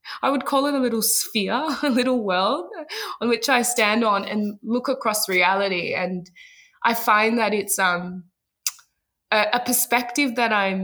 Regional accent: Ghana; moved away; I remember always living in a bit of a multicultural bubble where I grew up in Ghana

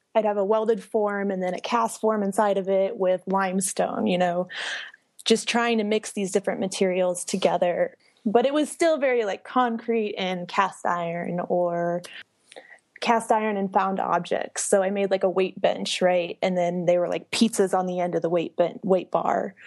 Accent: Hays, Kansas, United States; moved away; I'm originally from Hayes, Kansas, which is in the middle of Kansas

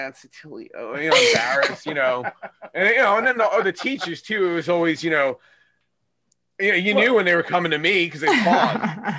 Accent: California, United States; also born or lived in New York; I was born in New York. So when we moved to California, I moved to a total cow town

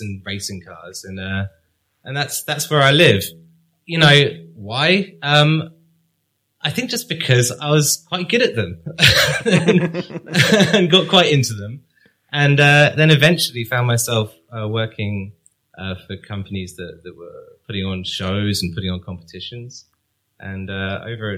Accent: Cambridge, East of England, United Kingdom; I was brought up in Cambridge

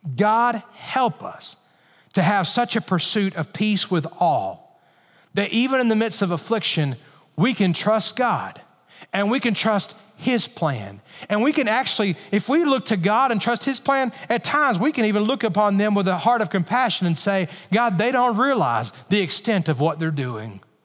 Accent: Alabama, United States; I grew up in Alabama

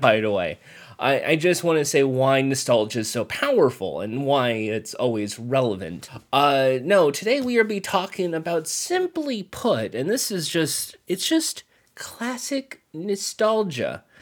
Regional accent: Ventura County, California, United States; I grew up in the Ventura County area

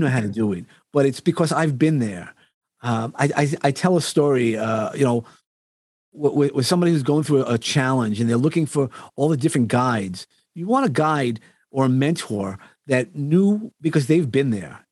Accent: New York, United States; accent: New York; my New York accent

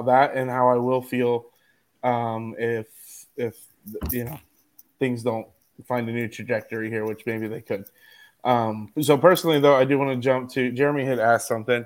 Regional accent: Philadelphia, Pennsylvania, United States; now in San Diego, United States; I'm from Philly.

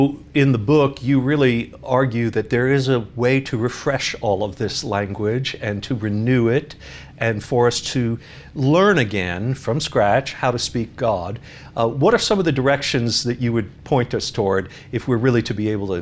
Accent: New York City, New York, United States; moved away; I grew up in Staten Island, and I went to high school at Brooklyn Tech High School.

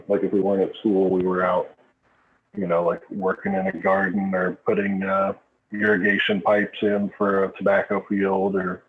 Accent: Cynthiana, Kentucky, United States; I grew up in a little town called Cynthiana, Kentucky.

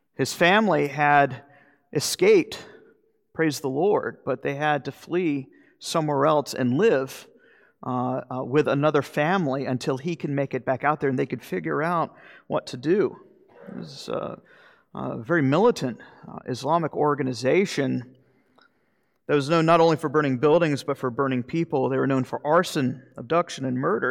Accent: Florida, United States; moved away; I'm from Florida

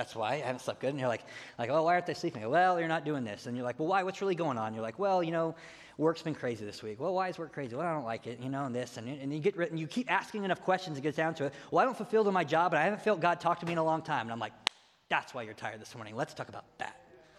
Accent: United States; we love to do this thing as American Christians

